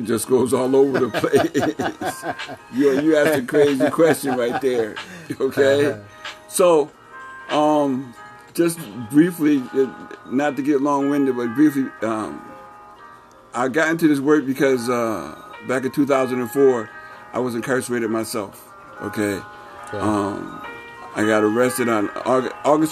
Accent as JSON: {"language": "English", "town": "Springfield", "region": "Massachusetts", "country": "United States", "tie": "born or raised there", "said": "born and raised in Springfield. I'm from the Mason Square area, born and raised all my life"}